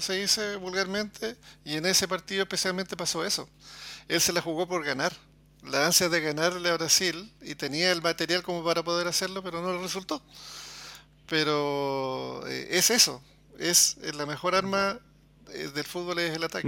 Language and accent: Spanish; Chile; yo soy chileno